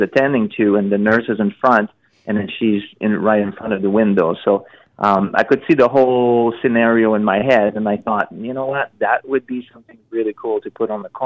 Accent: Montreal, Quebec, Canada; I'm from Montreal

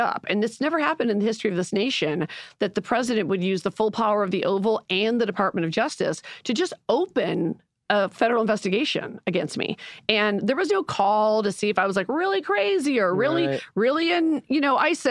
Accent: Chicago, Illinois, United States; I'm from Chicago

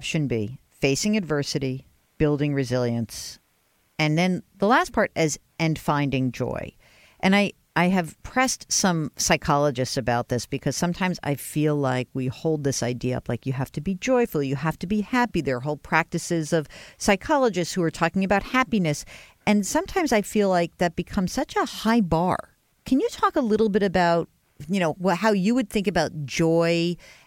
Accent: New York, United States; I am a Jew from New York

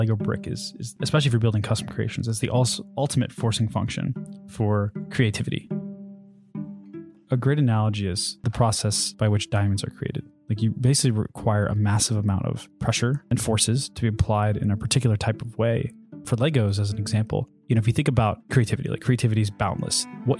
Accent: Charlottesville, Virginia, United States; born there; So I was born in Charlottesville, Virginia, which coincidentally is actually where I went to school.

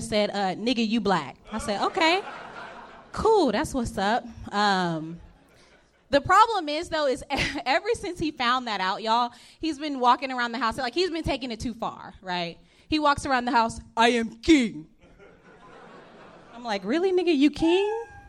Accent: Texas, United States; moved away; I'm from Texas originally.

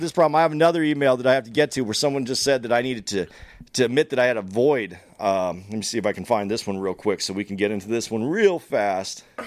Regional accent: United States; I'm an American. I was born here. I've taken benefits from here. I rooted here.

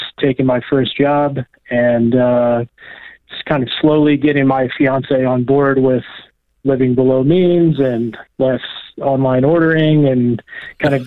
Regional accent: Midwest, United States; moved away; I'm from the Midwest

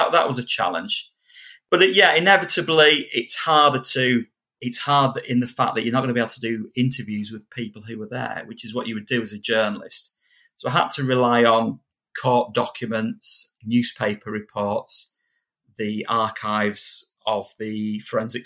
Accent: Kendal, North West England, United Kingdom; accent: Kendal; my Kendall accent

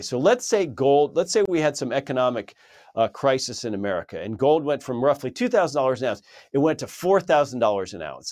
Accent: California, United States; moved away; I lived in California for many many years, my home state.

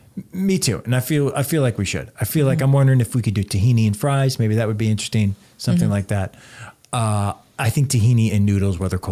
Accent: Cleveland, Ohio, United States; now in Los Angeles, United States; I live in Cleveland. I was born in Cleveland.

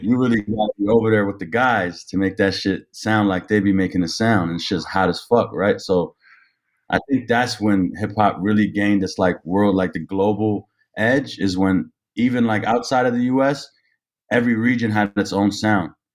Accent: Ottawa, Ontario, Canada; also born or lived in Toronto; I grew up in Ottawa

